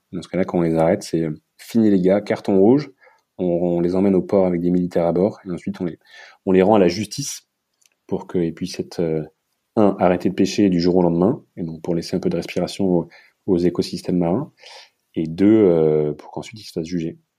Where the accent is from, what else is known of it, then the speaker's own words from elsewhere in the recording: France; moi, en tant que petit Français